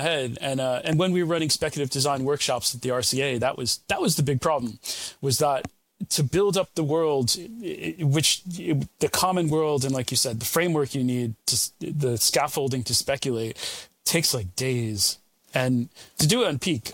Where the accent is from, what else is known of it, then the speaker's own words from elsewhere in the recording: United States; now in United Kingdom; I'm American originally, although American and British now these days